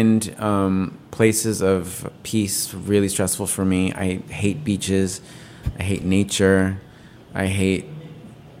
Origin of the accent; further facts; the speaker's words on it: New York, United States; I grew up in New York